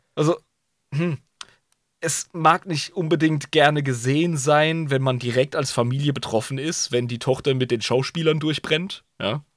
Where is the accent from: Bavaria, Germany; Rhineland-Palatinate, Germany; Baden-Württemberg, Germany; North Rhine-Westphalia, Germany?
Rhineland-Palatinate, Germany; Ludwigshafen; keine reiche Schule, Ludwigshafen halt